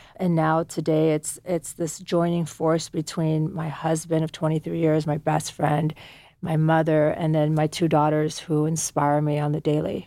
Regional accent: United States; born or raised there; also born or lived in Afghanistan

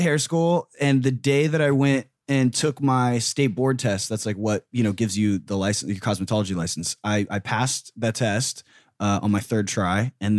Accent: Riverside, California, United States; I grew up in Riverside, which is like an hour and a half away from here.

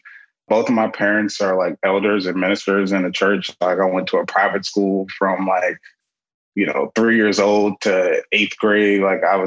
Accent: Prince George's County, Maryland, United States; I'm 26 years old and I'm from Prince George's County, Maryland

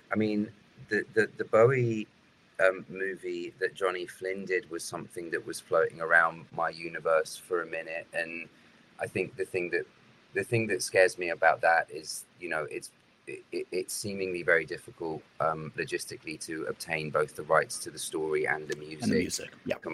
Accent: United Kingdom; now in United States; Being British

